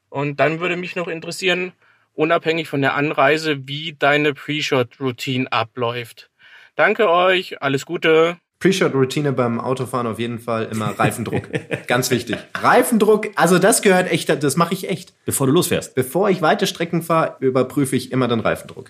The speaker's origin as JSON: {"language": "German", "town": "Munich", "region": "Bavaria", "country": "Germany", "said": "ich komme aus München"}